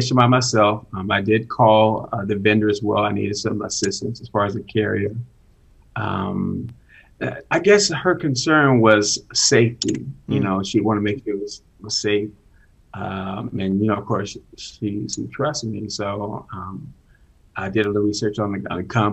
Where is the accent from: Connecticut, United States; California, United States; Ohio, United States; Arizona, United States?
Arizona, United States; Phoenix; I'm from Phoenix, Arizona